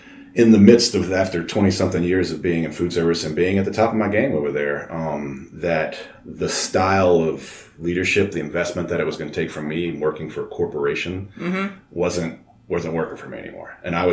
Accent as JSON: {"language": "English", "town": "Baton Rouge", "region": "Louisiana", "country": "United States", "said": "So, yeah, I come from a long line of Baton Rouge people."}